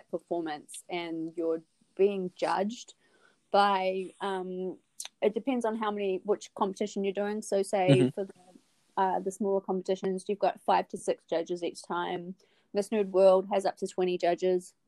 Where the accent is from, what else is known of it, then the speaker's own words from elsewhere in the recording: Wellington, New Zealand; moved away as an adult; also born or lived in Auckland, New Zealand; now in Midwest, United States; I'm from New Zealand. Mm-hmm. So I was born in Wellington, which is the capital city. I've always been a city girl. Moved to Auckland in my teens